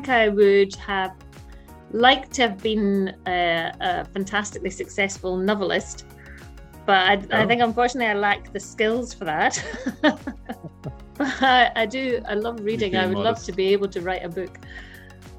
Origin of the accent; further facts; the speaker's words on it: Scotland, United Kingdom; I'm a Scottish female surgeon